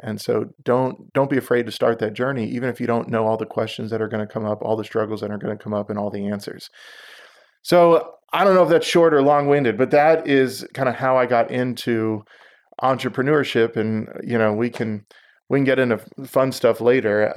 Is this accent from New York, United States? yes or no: no; Houston, Texas, United States; also born or lived in Israel; I grew up in Houston